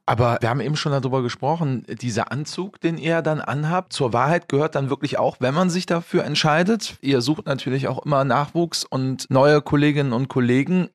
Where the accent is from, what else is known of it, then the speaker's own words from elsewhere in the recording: Bergisches Land, North Rhine-Westphalia, Germany; ich bin ja auch im Wald groß geworden. Also ich komme ja aus dem Bergischen Land